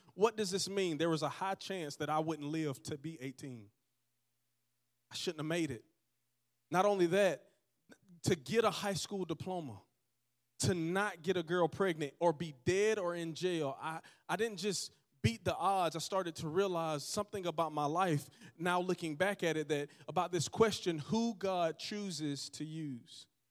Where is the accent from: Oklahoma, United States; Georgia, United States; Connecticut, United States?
Georgia, United States; Georgetown; born or raised there; also born or lived in Dothan, Alabama